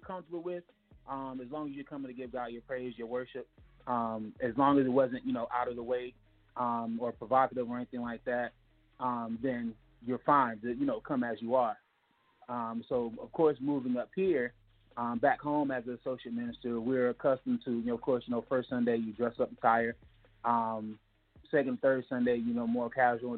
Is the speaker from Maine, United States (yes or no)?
no; Miami, Florida, United States; moved away; I'm from Miami, Florida.